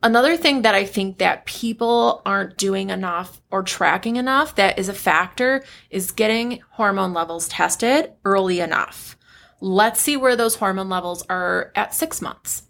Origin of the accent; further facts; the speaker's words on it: United States; I'm American